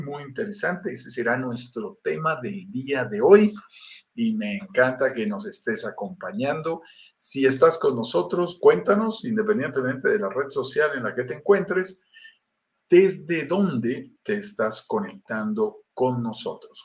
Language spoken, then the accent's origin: Spanish; Colombia; accent: Colombian; also born or lived in Bogotá, Colombia; Soy colombiano, lo notarás en mi acento y vivo en Bogotá, Colombia